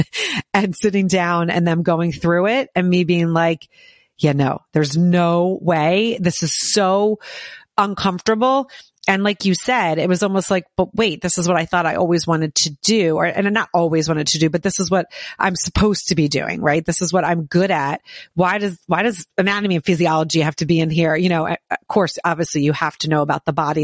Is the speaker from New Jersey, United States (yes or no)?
yes; Southern New Jersey, United States; moved away as an adult; also born or lived in New York City; I grew up in New Jersey as well, but down in Southern New Jersey